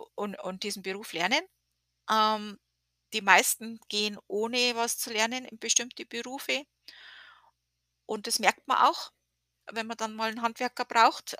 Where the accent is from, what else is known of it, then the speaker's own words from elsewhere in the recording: Germany; now in United States; wir als Deutsche